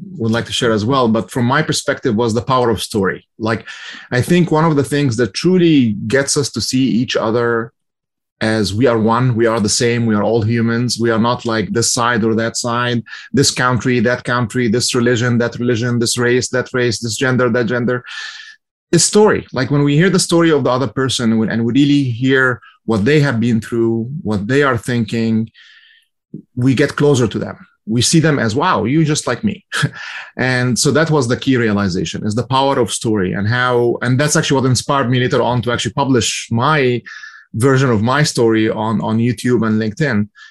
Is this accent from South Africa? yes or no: no; Egypt; now in United States; I'm from Egypt originally, and as I came to the U.S. in 1995